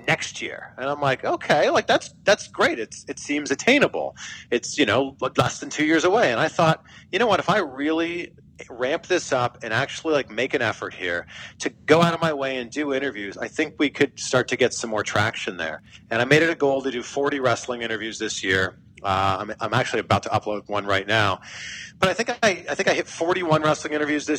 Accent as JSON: {"language": "English", "town": "Pickering", "region": "Ontario", "country": "Canada", "also_born_or_lived": "Vancouver / Cleveland / Miami", "moved": "as an adult", "lives_now": "United States", "said": "I'm from Canada. I'm from a small town called Pickering, Ontario."}